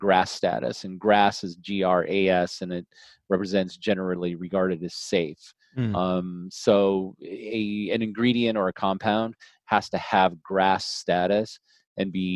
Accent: Colorado, United States; moved away; also born or lived in Wisconsin / Arizona / California; My parents moved to Colorado. My dad bought some land and had a ranch. And so I basically grew up in the country, on a small ranch

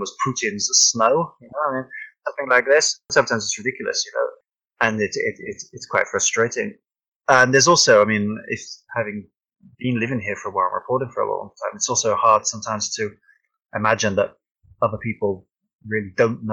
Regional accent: United Kingdom; I'm British and I've never even been to America

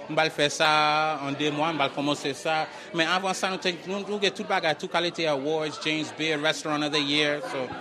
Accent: Haiti; moved away; also born or lived in Boston; Mwen soti Haiti

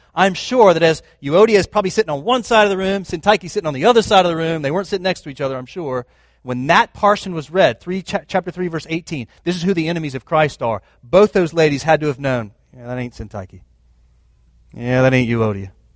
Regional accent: United States; I was raised in America

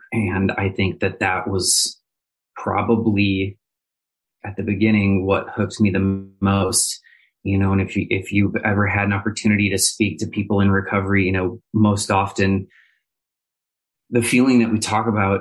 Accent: Minneapolis, Minnesota, United States; now in Indianapolis, United States; I am from Minneapolis, Minnesota

